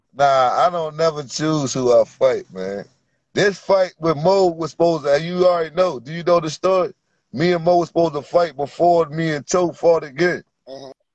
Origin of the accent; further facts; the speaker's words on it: Virginia, United States; I'm from Virginia